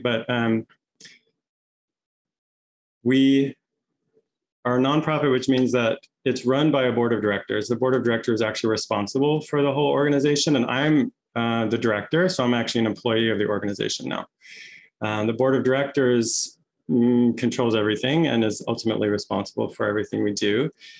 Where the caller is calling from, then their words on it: Santa Barbara, California, United States; My pronouns are he and him, and I'm joining you from Chumash land here, which is now known as Santa Barbara, California.